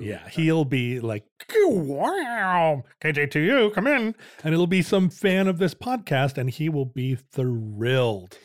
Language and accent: English; Alaska, United States; When I was a kid growing up in Alaska